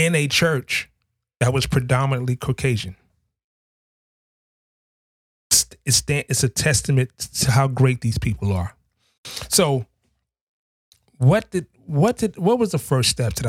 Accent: New York City, New York, United States; I grew up in Harlem, New York City. I grew up in the projects

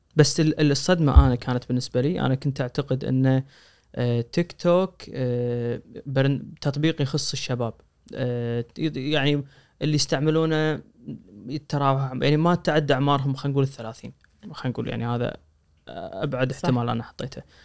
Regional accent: Kuwait; احنا من الكويت

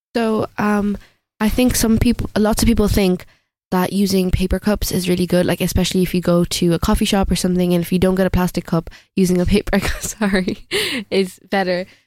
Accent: India; moved away; being from India, saying that I'm only gonna visit my home country every eight years

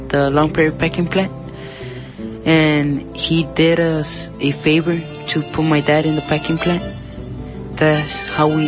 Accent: Mexico City, Mexico; born there; English is a second language; moved away; I born in Mexico City, and I get in Lombre because my my parents moved here to work to get a better life.

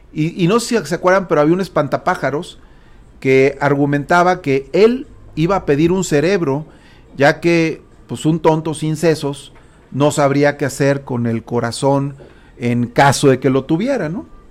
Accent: Mexico; Como buen mexicano que yo soy

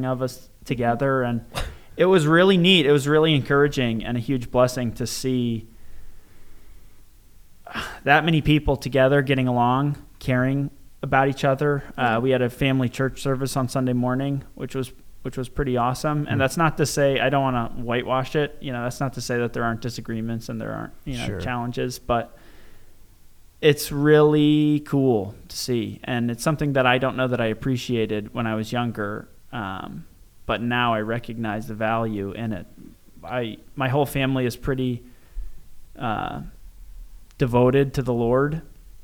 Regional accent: Waterford, United States; I grew up here in Waterford

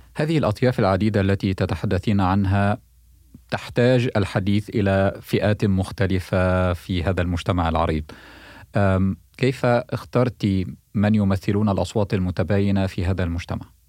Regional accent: Egypt; now in United States; وأنا مصري وانتقلنا للحياة والعمل هنا

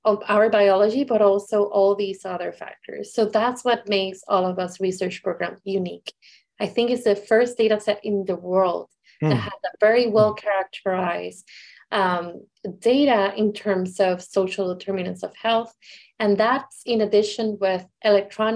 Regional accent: Puerto Rico; I am from Puerto Rico

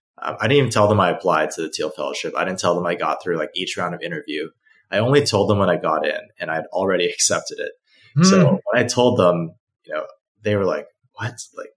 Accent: Beijing, China; also born or lived in Hong Kong; now in United States; I didn't grow up in the United States, I grew up in Beijing and Hong Kong, right?

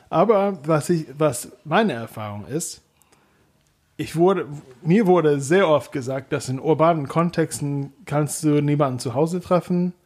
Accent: Kentucky, United States; German is a second language; moved away as an adult; now in Germany; in meiner Heimatstadt in Kentucky

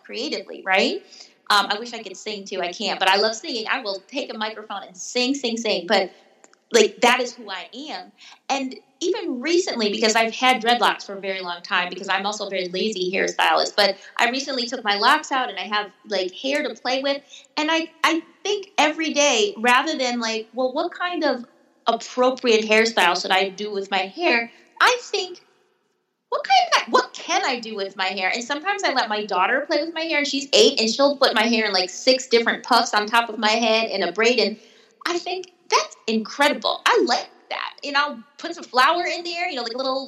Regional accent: Wisconsin, United States; moved away; I grew up in Wisconsin, surrounded by whiteness in all aspects of the word, including snow

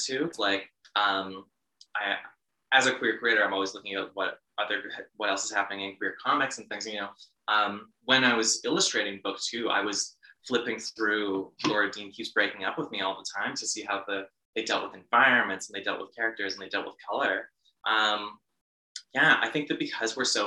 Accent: Bashaw, Alberta, Canada; now in Calgary, Canada; in my hometown of Bashaw

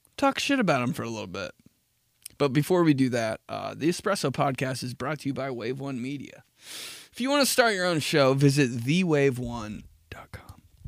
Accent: United States; I'm from America.

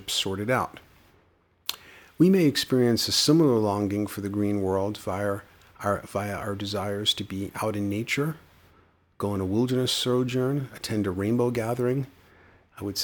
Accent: New York City, New York, United States; growing up in the Bronx

